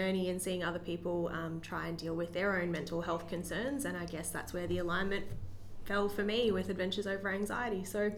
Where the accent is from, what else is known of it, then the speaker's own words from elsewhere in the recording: Queensland, Australia; moved away; So for me, I moved from Queensland, like 4 years ago almost now, and it was a really big life change for me moving into state. All my family and my group of friends were back home